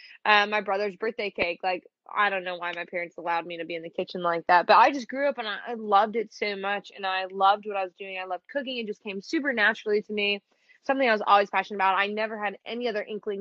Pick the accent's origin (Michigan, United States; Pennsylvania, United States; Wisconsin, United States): Michigan, United States; suburb of Detroit; accent: Michigan; I'm from Michigan, just outside of Detroit in one of the little suburbs